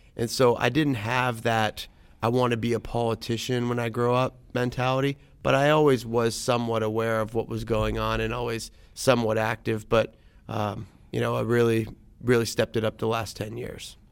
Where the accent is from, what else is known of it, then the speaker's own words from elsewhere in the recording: Youngstown, Ohio, United States; also born or lived in Columbus, Ohio / Lansing, Michigan; I was born in Columbus. moved to Lansing, Michigan when I was, like, two, three years old, and then we moved to Youngstown when I was five. And so, grew up in the valley